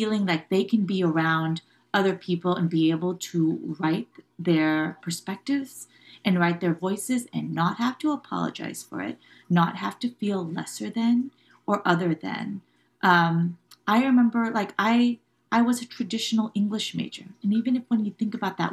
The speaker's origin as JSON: {"language": "English", "town": "Irvine", "region": "California", "country": "United States", "tie": "born or raised there", "said": "I grew up in Irvine, California"}